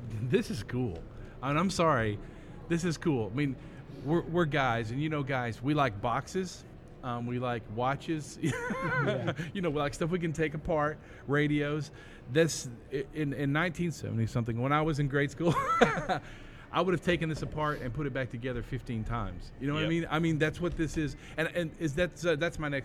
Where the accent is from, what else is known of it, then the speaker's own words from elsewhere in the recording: Hope, Arkansas, United States; We're from Arkansas. we're from Hope, Arkansas.